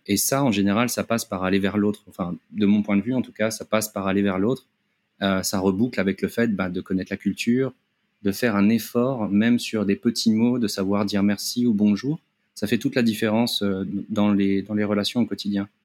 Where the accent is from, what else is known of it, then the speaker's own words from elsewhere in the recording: Paris, Île-de-France, France; moved away as an adult; also born or lived in Japan; now in Thailand; je viens de, Paris, de la région parisienne, où j'ai travaillé euh, on va dire une, petite dizaine d'années